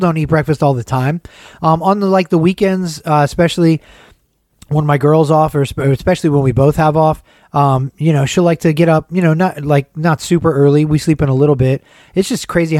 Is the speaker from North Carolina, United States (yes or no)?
no; Atlanta, Georgia, United States; moved away; the neighborhood where I grew up in.